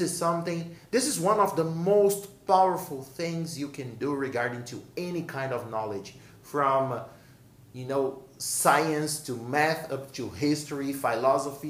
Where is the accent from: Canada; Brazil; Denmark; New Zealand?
Brazil; English is a second language; I'm born and raised in Brazil